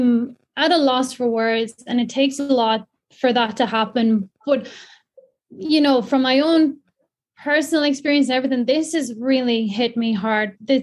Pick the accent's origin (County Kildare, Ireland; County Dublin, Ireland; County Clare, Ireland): County Kildare, Ireland; I'm from North Kildare. I live very close to both the Royal and the Grand Canal. I've been using the canals all my life